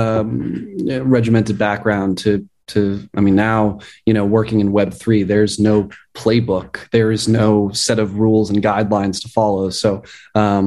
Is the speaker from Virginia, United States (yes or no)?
no; Boston, Massachusetts, United States; also born or lived in Beijing; I'm from Boston, Massachusetts, in the city of Boston.